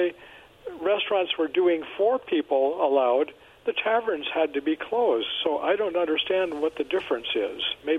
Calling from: Kennewick, Washington, United States; It's … from Kennewick.

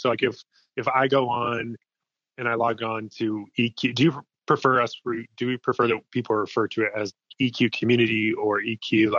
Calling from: Colorado, United States; I'm calling from Colorado.

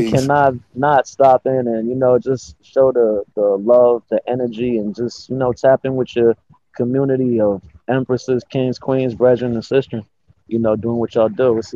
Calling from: Los Angeles, California, United States; Uh, I'm over here in LA, um, representing Jer as always, you know. But um, LA, you know, out here just doing my thing

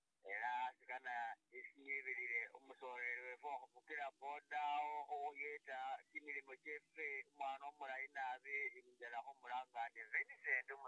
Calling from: Kampala, Central Region, Uganda; I'm calling from Kampala.

